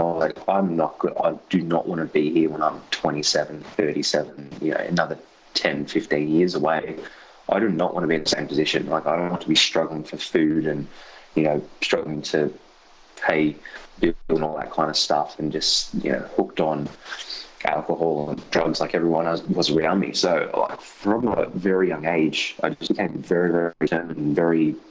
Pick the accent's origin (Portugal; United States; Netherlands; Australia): Australia; Sydney, New South Wales; growing up in Western Sydney was a pretty crazy experience. I grew up in Mount Druitt, and even worse, I grew up in a suburb called Wilmot